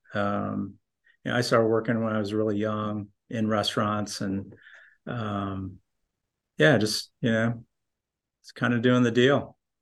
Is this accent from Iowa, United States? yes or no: no; northern Indiana, United States; moved away as an adult; also born or lived in Colorado; I grew up in Indiana, northern